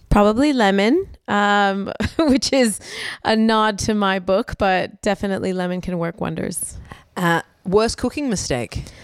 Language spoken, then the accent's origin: English; United States; America, I'm American.